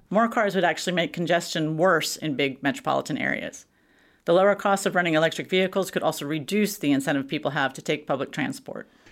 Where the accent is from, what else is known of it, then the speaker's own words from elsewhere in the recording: Texas, United States; moved away; I'm from Texas.